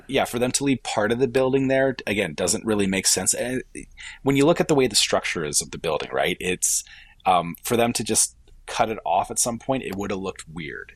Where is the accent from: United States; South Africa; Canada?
Canada; as a Canadian